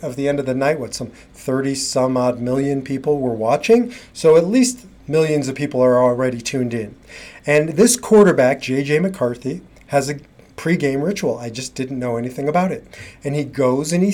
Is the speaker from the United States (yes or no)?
yes; Nebraska, United States; moved away; I grew up in Nebraska